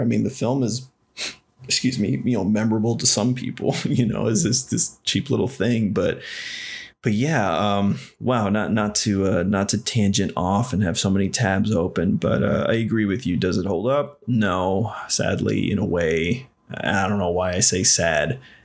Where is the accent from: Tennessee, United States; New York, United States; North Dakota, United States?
Tennessee, United States; Nashville; also born or lived in Texas; I was raised there, born in Texas, but I was raised in Nashville.